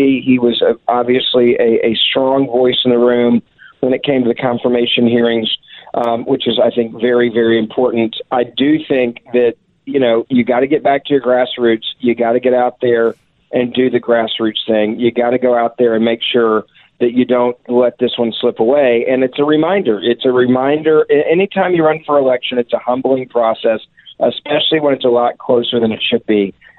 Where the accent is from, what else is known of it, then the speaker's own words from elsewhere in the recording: Memphis, Tennessee, United States; Memphis, Tennessee, my hometown